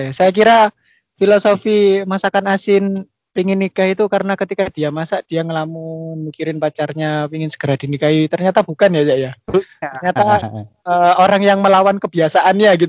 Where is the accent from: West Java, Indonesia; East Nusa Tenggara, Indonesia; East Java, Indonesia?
East Java, Indonesia; Bangil; Kalau saya itu ya dari Bangil